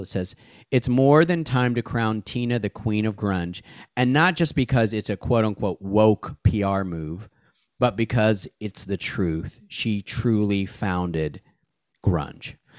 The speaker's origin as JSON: {"language": "English", "town": "Seattle", "region": "Washington", "country": "United States", "tie": "born or raised there", "moved": "yes", "said": "I grew up in Seattle from nineteen eighty-seven through nineteen ninety-three"}